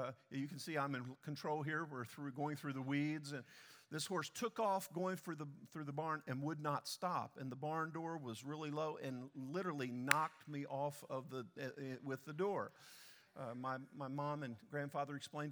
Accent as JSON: {"language": "English", "region": "Delaware", "country": "United States", "tie": "born or raised there", "moved": "yes", "lives_now": "Texas, United States", "said": "I grew up in Delaware and just south of Delaware"}